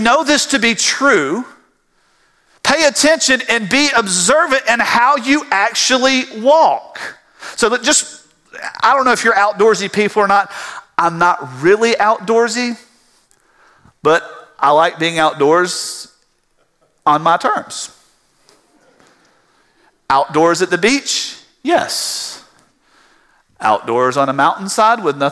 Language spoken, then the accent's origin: English; South Georgia, United States; growing up in South Georgia on a farm